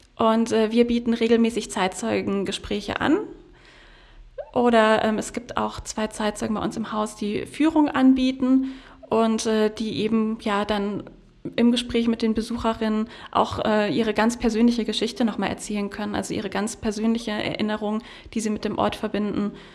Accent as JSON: {"language": "German", "town": "Freiburg", "region": "Baden-Württemberg", "country": "Germany", "tie": "born or raised there", "moved": "yes", "lives_now": "Potsdam, Germany", "said": "meiner Heimat Freiburg"}